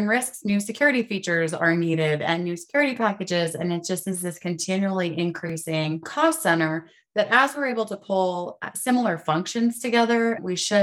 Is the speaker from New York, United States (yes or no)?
no; Pueblo, Colorado, United States; I was born and raised in Pueblo, Colorado.